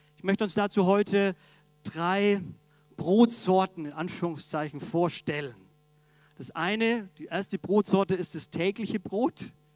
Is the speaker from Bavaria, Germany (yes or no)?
yes; Augsburg, Bavaria, Germany; moved away; In meiner Heimat, der Augsburger Allgemeinen, der Zeitung